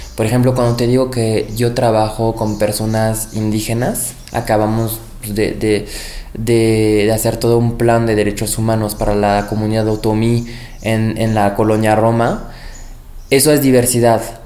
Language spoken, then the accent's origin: Spanish; France; now in Mexico City, Mexico; Nací en Francia, pero soy orgullosamente mexicano por convicción